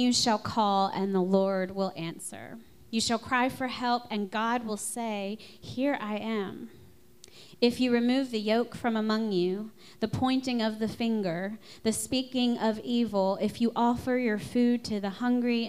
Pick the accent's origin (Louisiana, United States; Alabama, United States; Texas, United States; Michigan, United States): Louisiana, United States; I'm from Louisiana